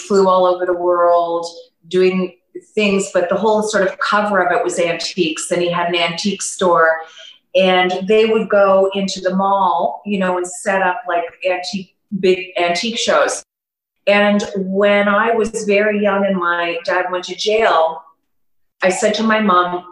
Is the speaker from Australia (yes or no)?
no; Toronto, Ontario, Canada; moved away as an adult; now in Panama; I'm from Toronto, Canada, born and raised